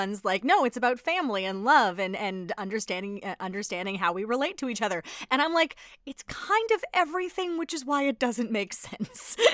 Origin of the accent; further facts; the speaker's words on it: Edmonton, Alberta, Canada; I'm from Edmonton